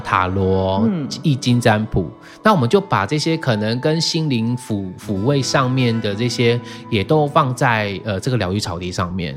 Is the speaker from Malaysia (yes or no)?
no; Taiwan; also born or lived in Jinlun, Taitung / Taichung; now in Taitung, Taiwan; 我从小在城市长大嘛，我嗯爸妈其实很早就把我们带到城市去